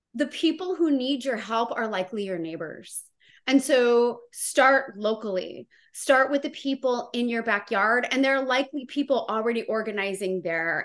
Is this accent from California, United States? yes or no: yes; Santa Maria, California, United States; my hometown